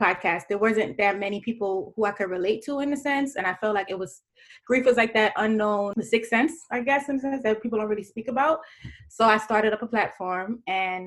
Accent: New York City, New York, United States; I'm from Brooklyn, New York

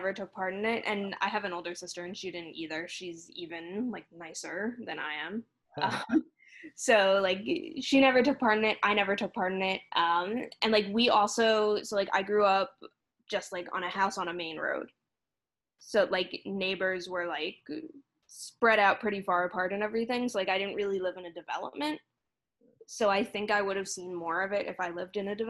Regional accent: New Jersey, United States; moved away; I'm from New Jersey originally

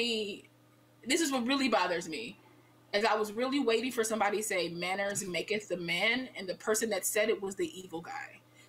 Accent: United States; we're American

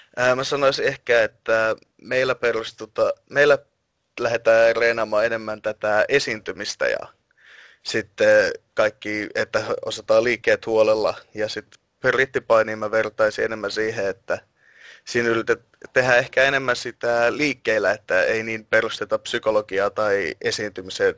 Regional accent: Finland; olen Suomesta

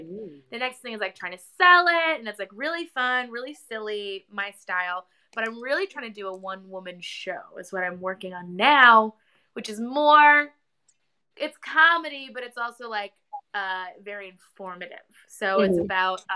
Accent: Minnesota, United States; moved away; also born or lived in Boston; I'm from Minnesota

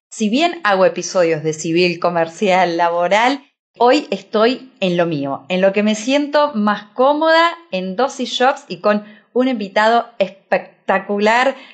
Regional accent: Córdoba, Argentina; yo siempre digo, no solo que soy abogado, sino cordobés, sino emprendedor.

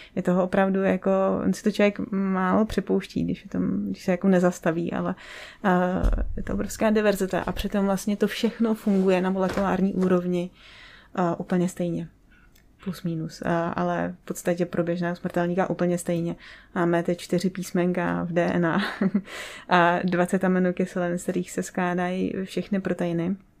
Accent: Třebíč, Vysočina Region, Czechia; jako malá jsem spíš chodila s tátou na hvězdárnu u nás v Třebíči, já jsem z Třebíče

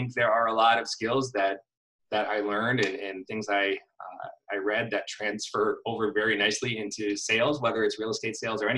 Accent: Connecticut, United States; I am originally from Connecticut and grew up in a real estate family

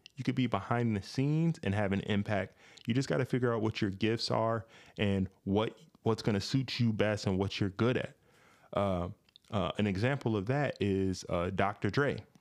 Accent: Grand Rapids, Michigan, United States; when I was growing up here in, uh, Michigan, I grew up in Grand Rapids in the inner city

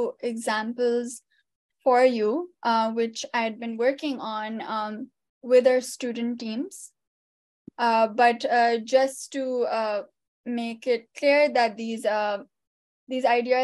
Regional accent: Pakistan; moved away as an adult; now in United States; I'm an immigrant from Pakistan, right? And I just moved here 7 years ago

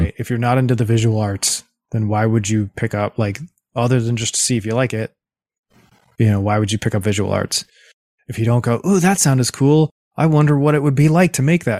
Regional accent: East Coast of the US, United States; moved away as an adult; also born or lived in Los Angeles; I'm from the East Coast of the U S and moved to Los Angeles

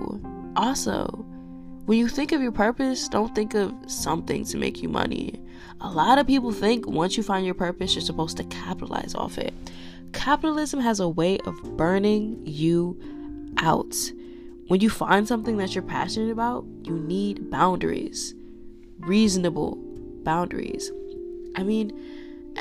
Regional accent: United States; I am an American

